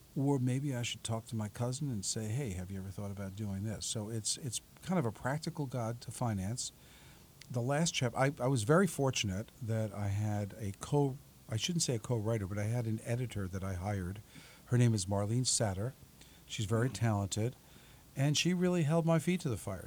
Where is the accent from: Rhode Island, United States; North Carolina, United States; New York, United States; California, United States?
New York, United States; New York City; moved away as an adult; now in South Orange, United States; I'm originally from Staten Island.